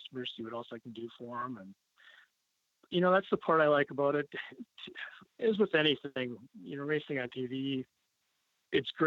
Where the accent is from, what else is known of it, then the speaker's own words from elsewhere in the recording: Clintonville, Wisconsin, United States; now in Baraboo, United States; I was born in Wisconsin, a little town of Clintonville, up northeastern Wisconsin.